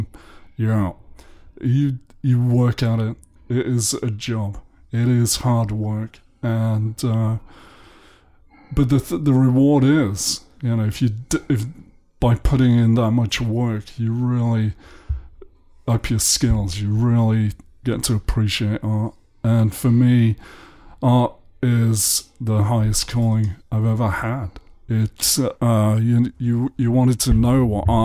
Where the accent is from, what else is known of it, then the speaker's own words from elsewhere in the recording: the north of England, United Kingdom; moved away; also born or lived in London; I'm English. I was born in the north of England in 1955